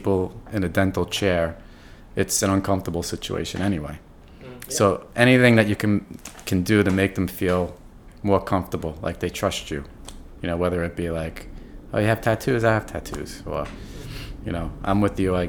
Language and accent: English; New York City, New York, United States; first language English; also born or lived in Buffalo; I'm from New York. I'm from New York City. I grew up here.